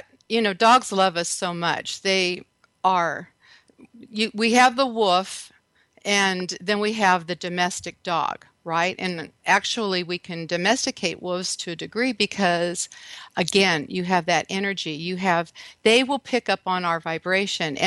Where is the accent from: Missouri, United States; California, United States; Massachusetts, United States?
California, United States; Redondo Beach; moved away as an adult; now in Texas, United States; I'm actually from Redondo Beach, by the way. That's where I grew up. So I live in Texas now